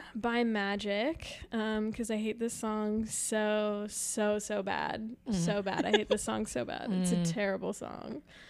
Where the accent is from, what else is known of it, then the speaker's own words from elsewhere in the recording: Winston-Salem, North Carolina, United States; moved away as an adult; now in Chicago, United States; North Carolina. Small little town called Winston-Salem. And I moved to Chicago like 6 months ago now. Came here in August